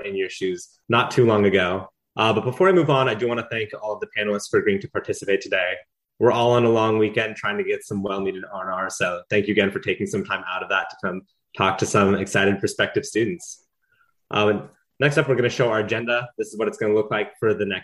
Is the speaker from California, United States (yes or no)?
yes; Alamo, California, United States; moved away as an adult; now in Los Angeles, United States; I'm from Alamo, California, up in the San Francisco Bay Area